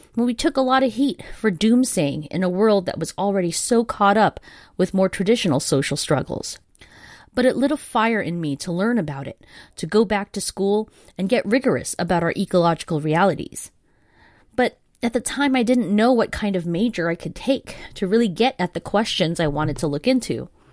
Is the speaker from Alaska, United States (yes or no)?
no; Los Angeles, California, United States; born or raised there